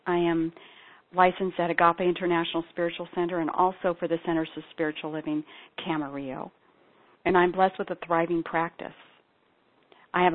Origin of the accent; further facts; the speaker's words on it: Ethiopia; I'm a daughter and granddaughter of evangelical Christian missionaries. So I was born and raised in Ethiopia.